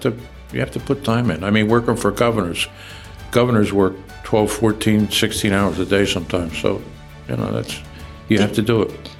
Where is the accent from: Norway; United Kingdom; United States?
United States; Trenton, New Jersey; also born or lived in Lakeland, Florida; I grew up in Trenton and uh, went to schools in Trenton.